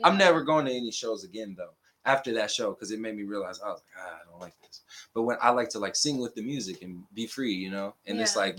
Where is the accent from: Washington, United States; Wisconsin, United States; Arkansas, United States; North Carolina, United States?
Washington, United States; Seattle; me growing up in Seattle